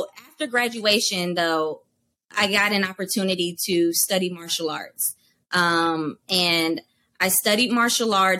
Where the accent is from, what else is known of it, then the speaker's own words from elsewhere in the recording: Durham, North Carolina, United States; I'm from Durham, North Carolina. And in high school, I was known for dance and theater